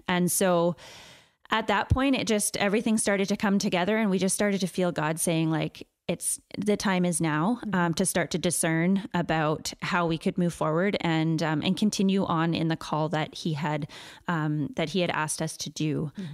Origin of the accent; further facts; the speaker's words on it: Chilliwack, British Columbia, Canada; I grew up in Chilliwack